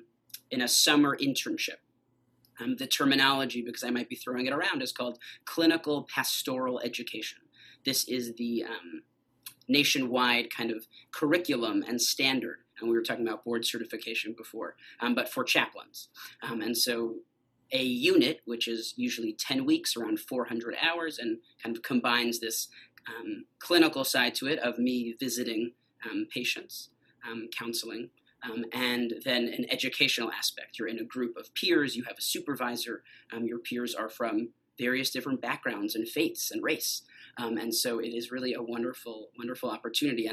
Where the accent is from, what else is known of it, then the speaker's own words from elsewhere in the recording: Yonkers, New York, United States; moved away as an adult; now in Memphis, United States; I grew up in the New York City area in Yonkers, New York, and lived there my entire life up until 3 years ago